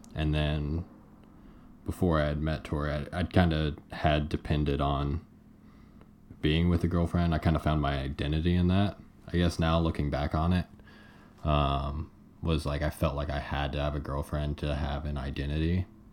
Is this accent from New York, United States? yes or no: no; Paola, Kansas, United States; I'm from Paola, and once we got Where's to Paola? Paola, Kansas, about 30 miles south of the Kansas City metro area